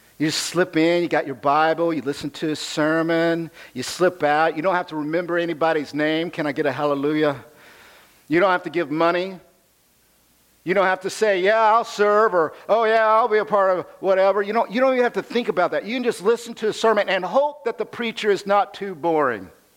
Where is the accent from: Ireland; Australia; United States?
United States; I'm American